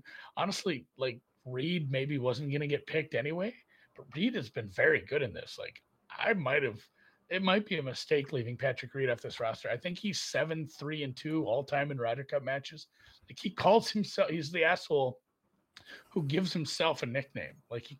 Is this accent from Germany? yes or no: yes; Germany; born there; I'm from Europe. I had dual citizenship until I was 18. I was born in Germany. I have Luxembourgish lineage.